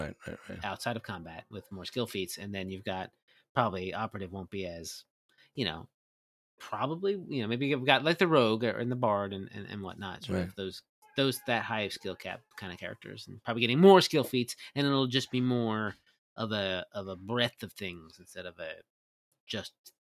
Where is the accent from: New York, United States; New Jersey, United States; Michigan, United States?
New Jersey, United States; I'm from New Jersey.